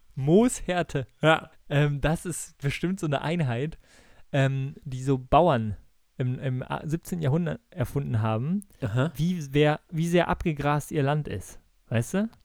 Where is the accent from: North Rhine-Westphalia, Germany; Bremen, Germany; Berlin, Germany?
Bremen, Germany; ich komme ja aus Bremen und meine ganze Familie ist äh, Werder-Fans